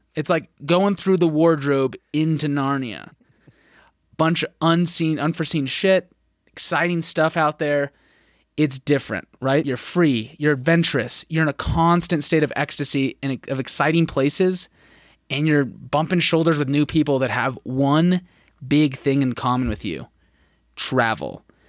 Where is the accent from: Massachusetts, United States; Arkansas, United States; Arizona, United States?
Arizona, United States; Phoenix; moved away; I grew up in Phoenix